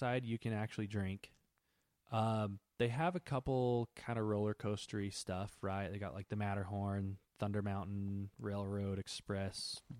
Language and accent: English; Germany; Oh, we're from Germany.